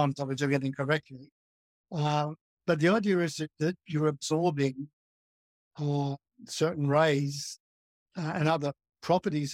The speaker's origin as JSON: {"language": "English", "town": "Melbourne", "region": "Victoria", "country": "Australia", "tie": "born or raised there", "moved": "yes", "said": "I grew up in Melbourne, which is 1,000 miles from where I am now."}